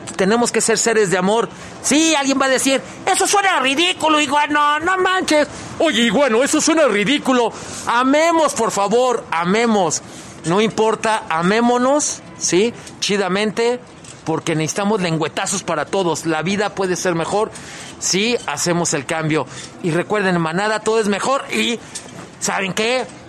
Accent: León, Guanajuato, Mexico; como leoneses, como mexicanos

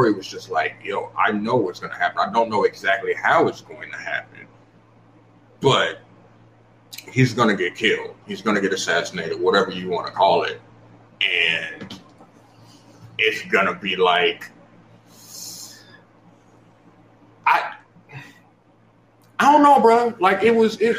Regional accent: Chicago, Illinois, United States; I grew up in Chicago

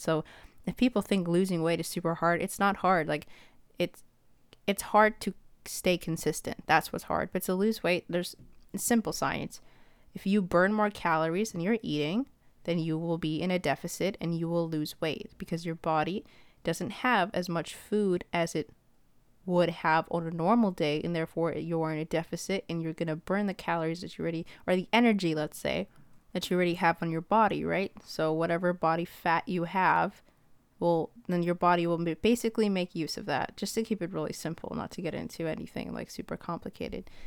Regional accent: Ethiopia; I'm from Ethiopia

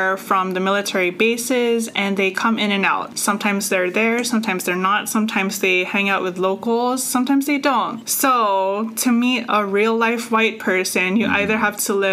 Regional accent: Guam; I was born and raised on Guam, which is the land of Chamorros

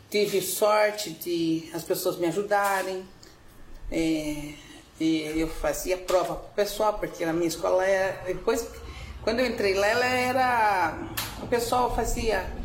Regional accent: São Paulo, Brazil; É que assim, a gente vem do interior de São Paulo.

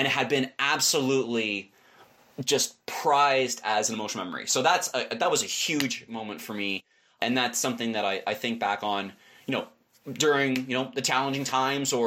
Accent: Canada; as a Canadian

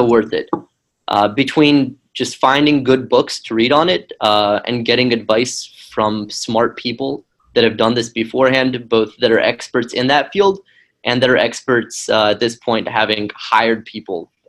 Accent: Tennessee, United States; moved away as an adult; also born or lived in Ukraine / Israel; I grew up in Tennessee, which is kind of a strange place

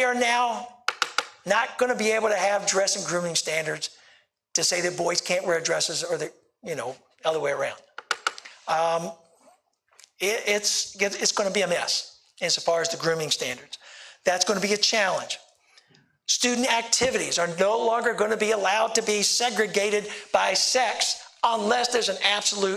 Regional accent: Richmond, Virginia, United States; I'm from the Richmond area

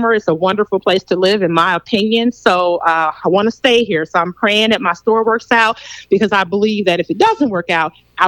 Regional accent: Benton Harbor, Michigan, United States; moved away as an adult; I am from Benton Harbor, Michigan, and I went to Benton Harbor High

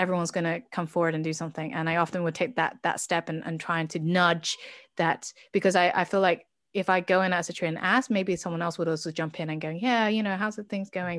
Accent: United Kingdom; now in Oslo, Norway; I am British

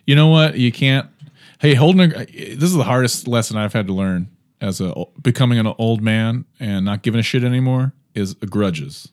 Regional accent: Baltimore, Maryland, United States; also born or lived in Oakland, California; now in Cleveland, United States; I'm from Baltimore

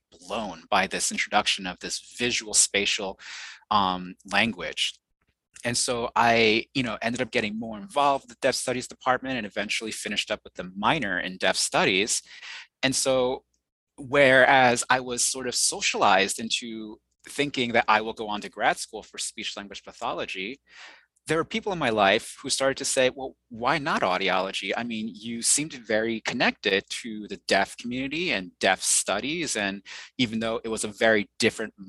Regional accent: New York City, New York, United States; first language Mandarin Chinese; English is a second language; So I was born in Queens, New York, and I was raised in the New York City area and the suburbs as well

